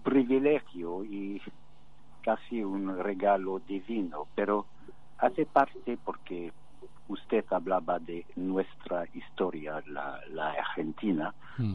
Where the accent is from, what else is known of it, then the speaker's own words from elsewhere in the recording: United Kingdom; Spanish is a second language; somos todos británicos